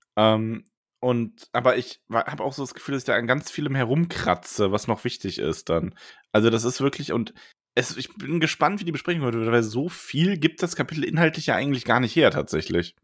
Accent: Frankfurt area, Hesse, Germany; ich bin ja zum Beispiel in der Gegend groß geworden

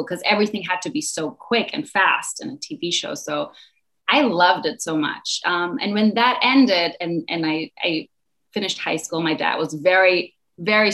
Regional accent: Mallorca, Balearic Islands, Spain; also born or lived in Berlin, Germany / United States; now in Mallorca, Spain; I was born in Berlin, Germany, and I moved to Mallorca, Spain when I was 9 years old.

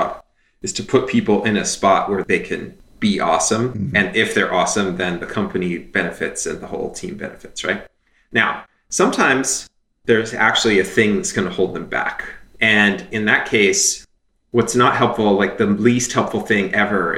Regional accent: Canada; moved away; I'm Canadian. I grew up in Canada

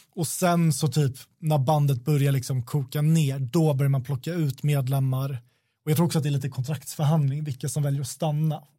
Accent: Sweden; vi är svenskar

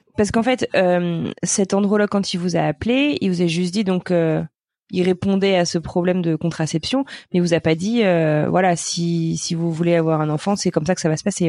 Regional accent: Brittany, France; Je suis bretonne moi-même

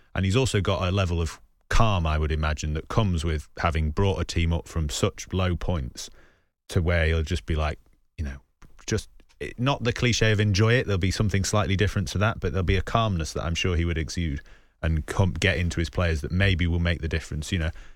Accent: Salford, North West England, United Kingdom; I grew up in Salford

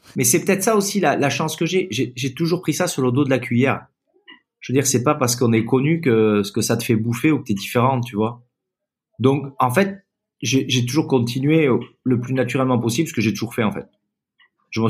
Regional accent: Basque Country, Nouvelle-Aquitaine, France; also born or lived in Toulouse; je suis né à Toulouse, j'ai émigré tout bébé au Pays Basque, où mes hum. parents venaient très souvent en vacances, et finalement ils m'ont emmené tout petit

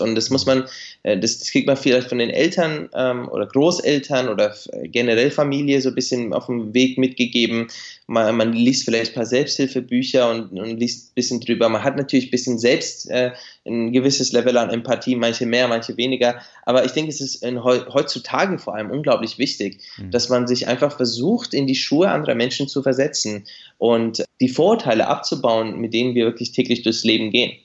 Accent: Nuremberg suburb, Bavaria, Germany; moved away as an adult; also born or lived in Beijing, China; now in Shanghai, China; ich bin in Deutschland geboren und aufgewachsen

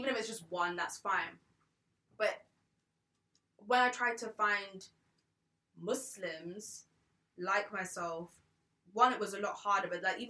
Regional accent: Cambridgeshire, East of England, United Kingdom; moved away as an adult; also born or lived in London; I grew up in Cambridgeshire, so like pretty, very white. One of the only black girls.

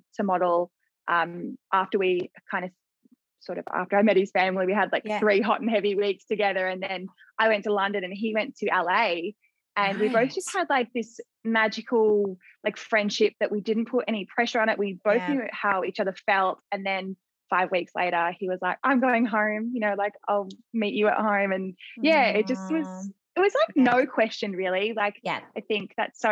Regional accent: Mornington Peninsula, Victoria, Australia; We're both from the Mornington Peninsula, but kind of just like separate parts

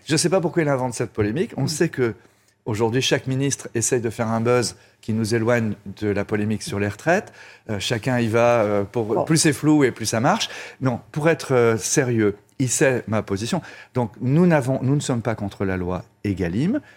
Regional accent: Brittany, France; je suis breton

